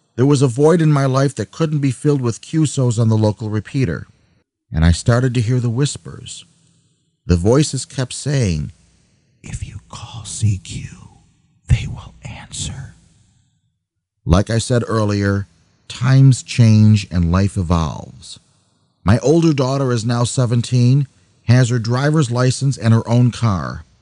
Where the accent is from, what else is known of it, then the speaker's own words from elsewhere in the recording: Buffalo, New York, United States; also born or lived in Albany, New York; My hometown, Buffalo, New York, is very flat